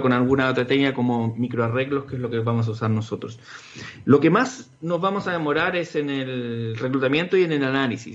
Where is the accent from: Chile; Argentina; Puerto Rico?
Chile